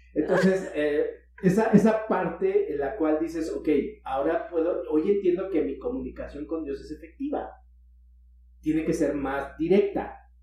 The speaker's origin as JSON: {"language": "Spanish", "region": "Mexico City", "country": "Mexico", "moved": "yes", "said": "Yo soy de DF."}